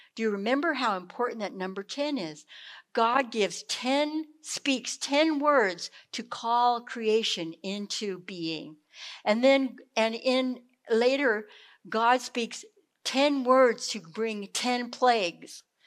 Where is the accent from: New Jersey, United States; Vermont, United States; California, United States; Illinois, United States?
California, United States; moved away; also born or lived in South Carolina; growing up in California